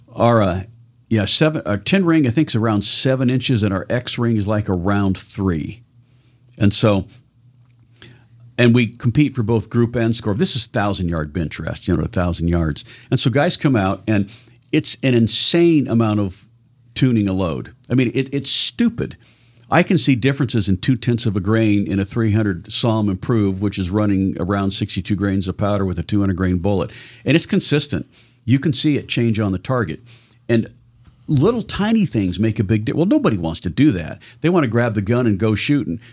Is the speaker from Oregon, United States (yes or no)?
yes; Southern Oregon, United States; I was born in Southern Oregon.